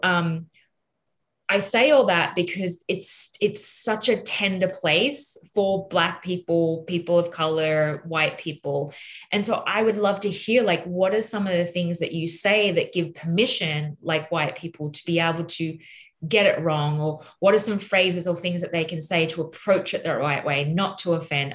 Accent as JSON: {"language": "English", "country": "Australia", "accent": "Australian", "said": "in my Australian accent"}